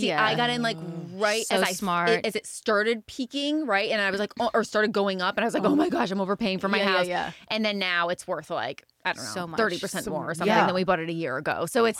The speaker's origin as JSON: {"language": "English", "region": "California", "country": "United States", "lives_now": "Nashville, United States", "said": "Because I think a lot of people feel like us Californians have like ruined Nashville, like in a way"}